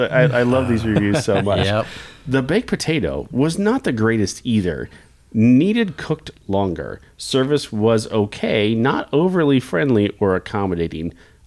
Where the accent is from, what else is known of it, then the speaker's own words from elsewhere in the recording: Kansas, United States; also born or lived in Nebraska; now in Lincoln, United States; I grew up, my parents were Husker fans. I was born in Nebraska. I get it. But I grew up around the Jayhawks. Obviously, I'm a Kansas Jayhawk fan.